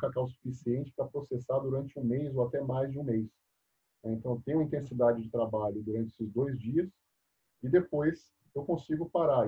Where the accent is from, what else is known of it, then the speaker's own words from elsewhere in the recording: Bahia, Brazil; moved away as an adult; also born or lived in São Carlos, São Paulo; eu saí lá da Bahia. Né? Eu, eu, vim estudar em São Paulo, fiz faculdade aqui em São Paulo, no interior, em São Carlos.